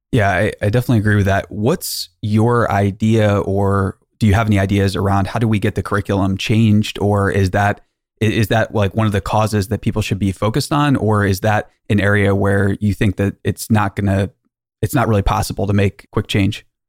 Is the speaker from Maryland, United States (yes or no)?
yes; Maryland, United States; I'm from Maryland. My wife and I are from there.